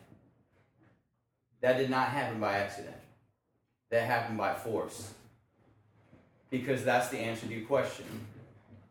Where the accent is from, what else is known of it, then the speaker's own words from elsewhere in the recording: Lansing, Michigan, United States; moved away as an adult; also born or lived in Detroit, Michigan; now in Houston, United States; I grew up in Lansing, Michigan.